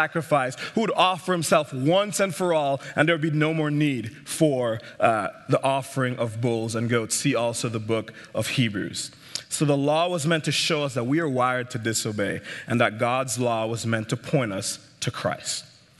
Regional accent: St. Martin; also born or lived in Jamaica; I grew up in the Caribbean, as you can tell by my accent. I was born in Jamaica, and then I grew up in St. Martin, Eastern Caribbean.

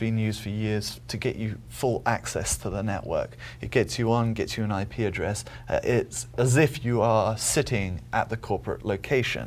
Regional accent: England, United Kingdom; moved away as an adult; now in United States; I'm from England originally. Been in the States for about 13 years. Still haven't lost it.

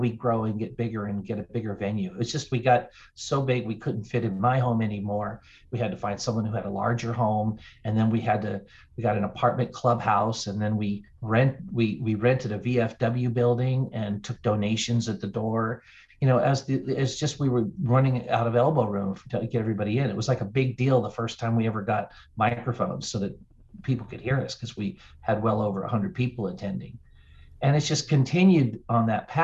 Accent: North Carolina, United States; also born or lived in Denver, Colorado / Charlotte, North Carolina; I grew up in North Carolina, but was living in Denver

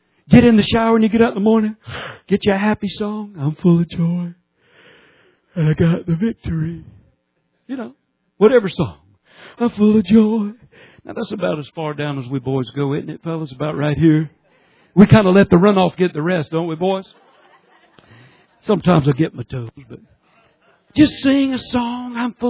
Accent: Georgia, United States; I'm from Georgia

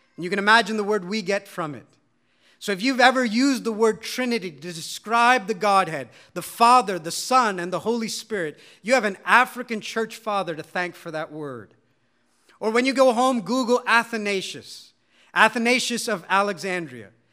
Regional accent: India; as an Indian

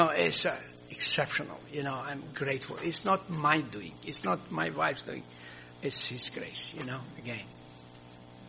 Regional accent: Croatia; first language Croatian; English is a second language; English is not my mother tongue, or we have a Croatian

